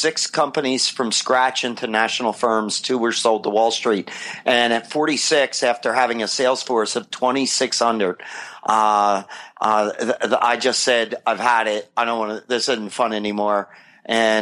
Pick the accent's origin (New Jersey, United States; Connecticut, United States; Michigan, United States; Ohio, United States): New Jersey, United States; moved away as an adult; also born or lived in Philadelphia, Pennsylvania / Wilmington, Delaware; now in Southern California, United States; I was born in Philly and raised in South Jersey